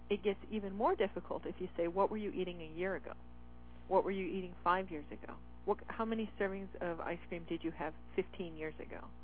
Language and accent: English; northern Michigan, United States; now in Seattle, United States; I grew up in northern Michigan.